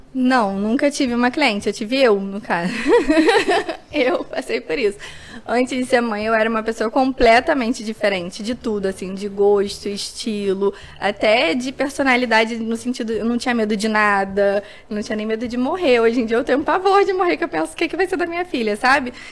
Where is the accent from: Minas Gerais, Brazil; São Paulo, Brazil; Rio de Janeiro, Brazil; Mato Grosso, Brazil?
Rio de Janeiro, Brazil; sendo carioca